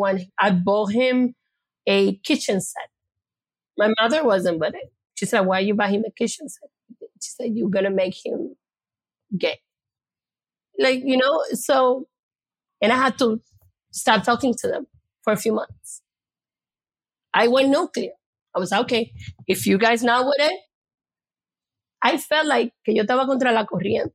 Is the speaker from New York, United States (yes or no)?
yes; New York City, New York, United States; I'm from the Bronx